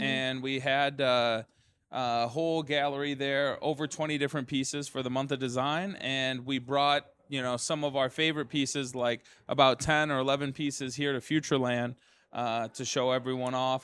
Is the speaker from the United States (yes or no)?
yes; Detroit, Michigan, United States; We started in Detroit, you know, which is my hometown